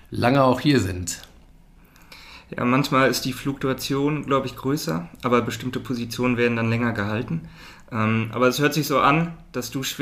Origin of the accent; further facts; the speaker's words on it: Cologne, North Rhine-Westphalia, Germany; moved away; ich freue mich sehr, in meiner alten Heimat in Köln zu sein